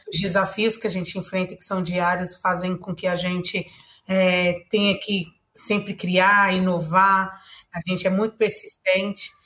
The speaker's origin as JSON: {"language": "Portuguese", "region": "São Paulo", "country": "Brazil", "said": "sou aqui da comunidade de Paraisópolis"}